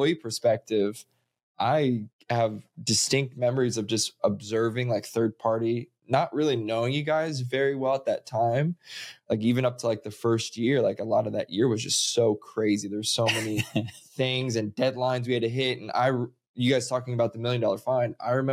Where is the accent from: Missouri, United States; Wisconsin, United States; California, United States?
Missouri, United States; moved away; I grew up in Missouri where solar at that time was a figment of imagination.